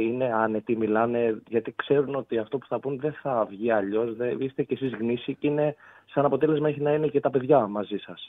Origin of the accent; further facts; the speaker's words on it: Corfu, Ionian Islands, Greece; είμαι από Κέρκυρα